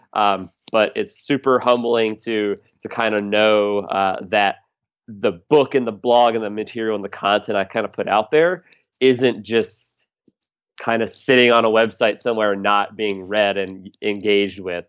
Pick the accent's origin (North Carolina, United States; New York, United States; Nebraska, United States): North Carolina, United States; Charlotte; moved away as an adult; now in Philadelphia, United States; I'm from outside of Charlotte area